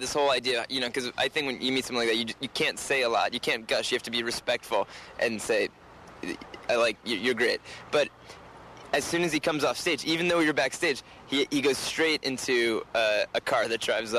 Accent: New York City, New York, United States; Well, I was born in Manhattan.

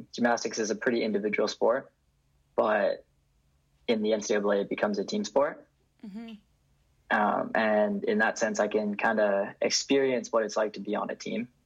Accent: Vancouver, British Columbia, Canada; moved away as an adult; now in Berkeley, United States; I grew up in Vancouver and I go to UC Berkeley

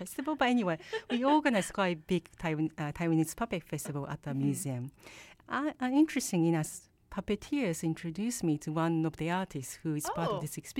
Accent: Japan; moved away as an adult; also born or lived in England / Australia / Brazil / Argentina; now in Vancouver, Canada; I want to say I'm from Japan.

